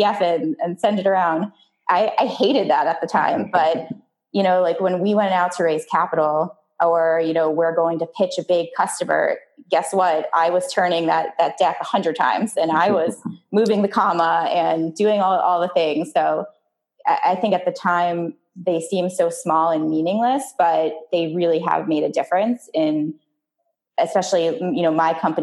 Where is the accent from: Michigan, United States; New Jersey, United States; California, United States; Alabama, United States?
New Jersey, United States; River Vale; I grew up in a tiny town outside of New York City in the suburbs. It was called Rivervale, New Jersey